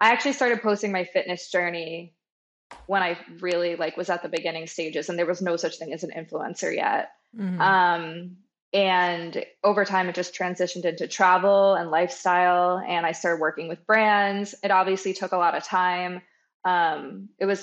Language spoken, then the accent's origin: English; Long Island, New York, United States; I grew up on Long Island, and I have two older brothers